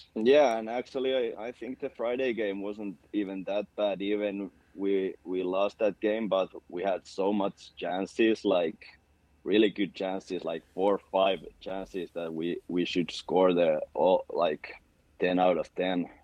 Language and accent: English; Tampere, Pirkanmaa, Finland; English is a second language; moved away as an adult; now in Sweden; I'm from that town. That's that is my hometown